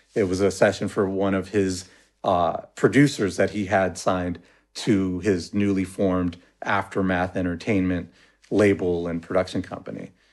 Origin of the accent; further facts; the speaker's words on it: Los Angeles, California, United States; I was from Pacoima